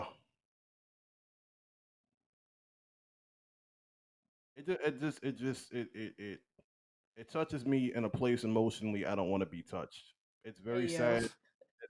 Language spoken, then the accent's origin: English; United States; moved away; where I'm from that represent me as an American